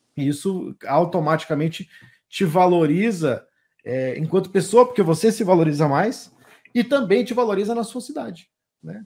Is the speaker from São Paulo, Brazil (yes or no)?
no; Rio Grande do Sul, Brazil; now in Mato Grosso do Sul, Brazil; lá no Rio Grande do Sul, que é a terra onde eu nasci